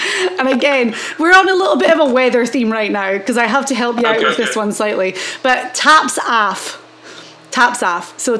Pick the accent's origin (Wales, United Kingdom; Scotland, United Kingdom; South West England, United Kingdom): Scotland, United Kingdom; the north of Scotland in the Highlands, United Kingdom; accent: Highland Scottish (north of Scotland); we're in Scotland this week, you know, back-to-back weeks in Scotland and me being Scottish